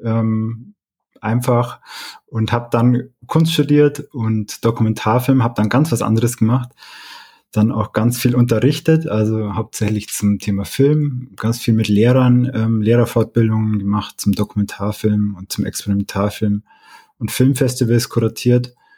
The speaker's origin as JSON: {"language": "German", "town": "Oberstdorf", "region": "Bavaria", "country": "Germany", "lives_now": "Munich, Germany", "said": "ich bin aus diesem ähm, Ort da in den Allgäuer Bergen"}